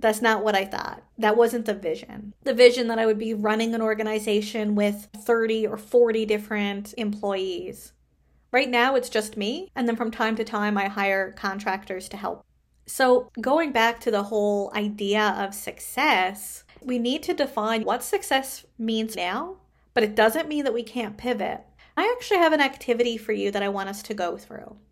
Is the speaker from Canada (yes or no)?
yes; Canada; I am a Canadian social worker